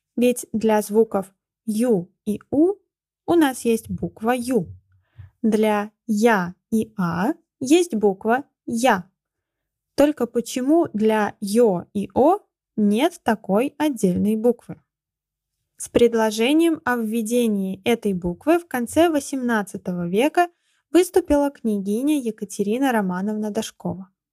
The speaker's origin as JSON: {"language": "Russian", "town": "Ulyanovsk", "region": "Ulyanovsk Oblast", "country": "Russia", "tie": "born or raised there", "said": "Я родилась в Ульяновске, который раньше назывался Симбирском"}